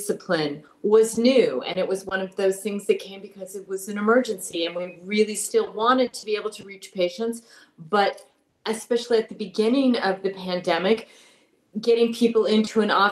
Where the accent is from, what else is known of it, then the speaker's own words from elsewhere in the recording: Berkeley, California, United States; I was born in Berkeley, California